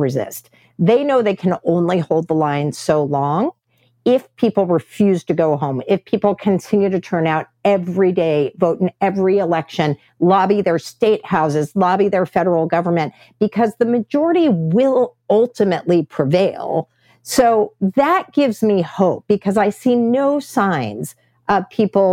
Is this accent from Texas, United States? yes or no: yes; Texas, United States; my home state of Texas